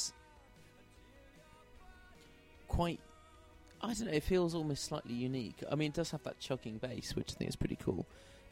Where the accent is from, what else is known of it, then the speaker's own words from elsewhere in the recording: Cheltenham, South West England, United Kingdom; moved away as an adult; now in London, United Kingdom; I've ended up with two homes, one in London and one back in Cheltenham, in my case